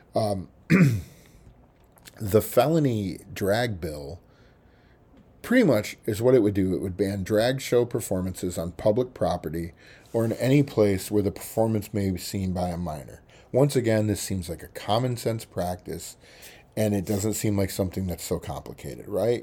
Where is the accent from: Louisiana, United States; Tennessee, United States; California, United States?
Tennessee, United States; Baxter/Cookeville area; my hometown